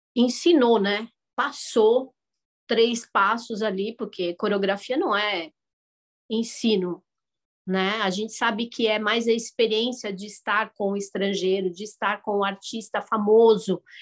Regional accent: São Paulo, Brazil; moved away as an adult; also born or lived in Lebanon; now in United States; Nasci no Brasil, nasci em São Paulo

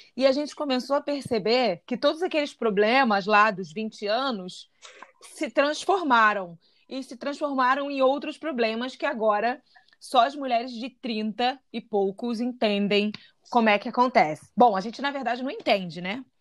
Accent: Rio de Janeiro, Brazil; eu sou carioca de Santa Teresa

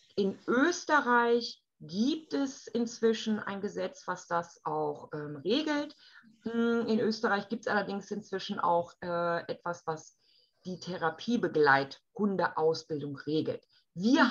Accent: Germany; bei uns in Deutschland

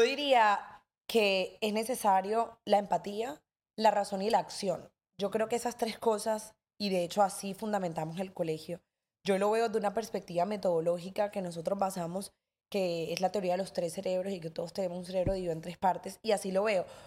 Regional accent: Cartagena, Bolívar, Colombia; somos aquí todos cartageneros

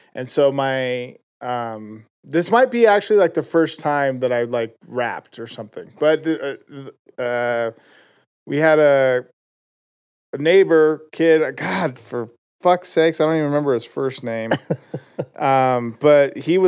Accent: West Valley City, Utah, United States; also born or lived in Magna, Utah; I was born in West Valley.

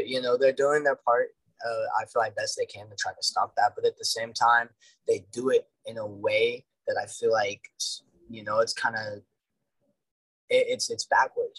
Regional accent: Dallas, Texas, United States; I'm from Dallas

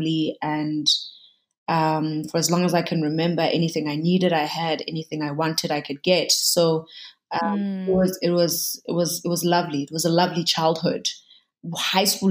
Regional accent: Katlehong, Gauteng, South Africa; born and bred in Katlehong on the East Rand

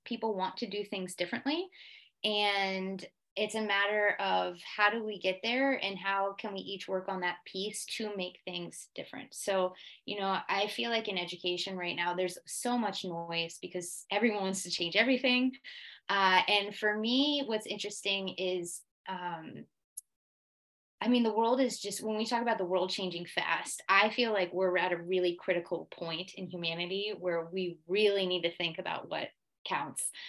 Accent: United States; moved away as an adult; also born or lived in Switzerland; now in Geneva, Switzerland; I am American

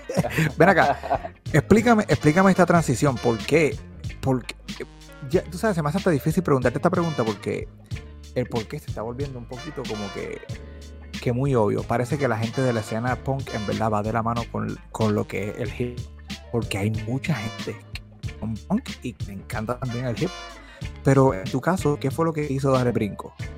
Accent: Bayamón, Puerto Rico; … y yo somos los dos de Bayamón, nacidos y criados en Bayamón

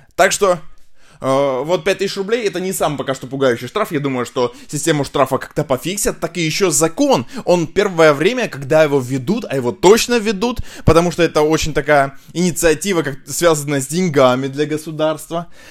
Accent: Russia

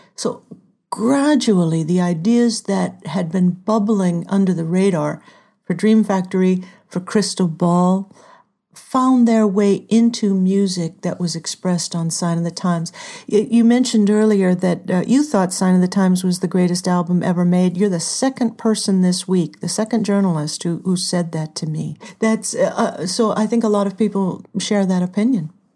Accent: Southern California, United States; moved away; also born or lived in Hollywood / Minneapolis; I'm from Southern California

